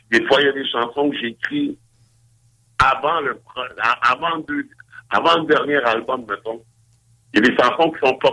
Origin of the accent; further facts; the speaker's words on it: Montreal, Quebec, Canada; je me rappelle quand j'étais jeune à Montréal